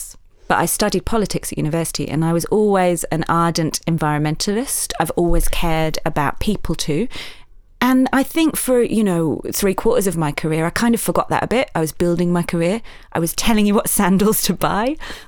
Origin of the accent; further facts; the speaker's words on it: Yorkshire and the Humber, United Kingdom; accent: Yorkshire; we said, let's not do this in a Yorkshire accent. It might be hard to listen to, but I come from Yorkshire in the north of England.